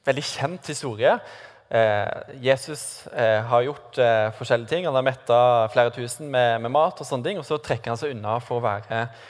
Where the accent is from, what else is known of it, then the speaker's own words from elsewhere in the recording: Sørlandet, Norway; moved away; siden jeg kommer fra Sørlandet, hvor noen hevder at vi har en sånn grammatisk feil i språket vårt